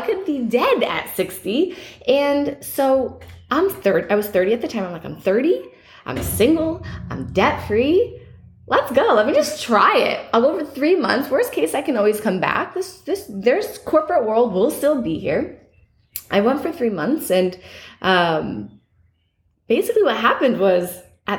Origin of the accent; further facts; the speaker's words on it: New York City, New York, United States; moved away as an adult; now in Tulum, Mexico; I'm a New Yorker